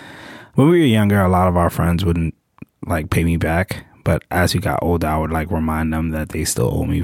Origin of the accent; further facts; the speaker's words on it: New York City, New York, United States; I spent 5 years working on Wall Street, and I'm from Brooklyn.